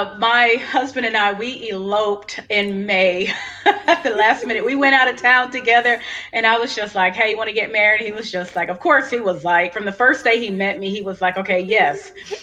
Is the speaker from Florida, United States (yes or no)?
yes; Hollywood, Florida, United States; now in Cleveland, United States; I'm from Hollywood, Florida, but I live in Cleveland, Tennessee right now.